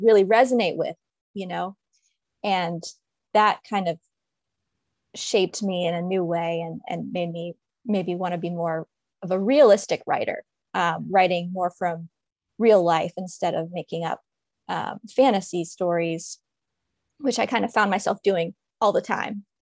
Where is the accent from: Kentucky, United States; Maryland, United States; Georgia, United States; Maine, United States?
Maryland, United States; DC/Baltimore area; also born or lived in Washington, D.C.; I'm from Maryland, and from the D C, Baltimore area, I went to school in Baltimore.